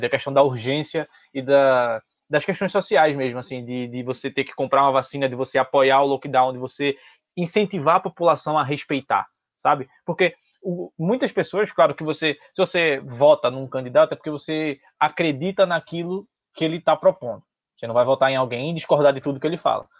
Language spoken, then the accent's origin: Portuguese; Brazil; also born or lived in Recife; a gente como brasileiro